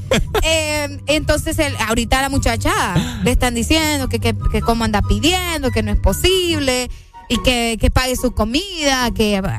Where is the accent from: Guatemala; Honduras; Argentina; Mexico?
Honduras; aquí en mi, país, en mi país, en Honduras